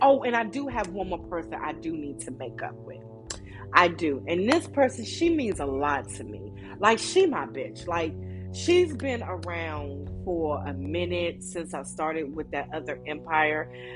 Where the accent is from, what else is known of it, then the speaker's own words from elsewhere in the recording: Maryland, United States; I'm from Maryland